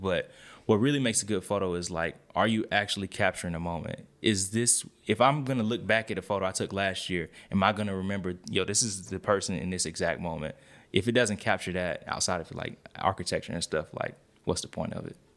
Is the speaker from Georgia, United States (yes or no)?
yes; East Point, Georgia, United States; born or raised there